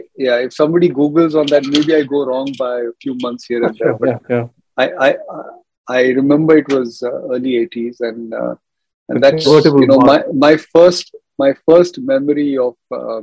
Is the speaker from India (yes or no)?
yes; Mumbai, Maharashtra, India; also born or lived in Dahod, Gujarat; I grew up in Mumbai, actually, in good old Bandra